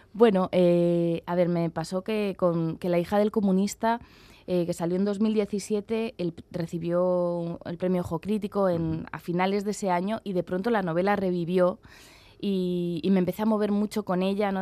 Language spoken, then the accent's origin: Spanish; Madrid, Community of Madrid, Spain; moved away as an adult; also born or lived in Basque Country; yo soy de Madrid, me he criado en Madrid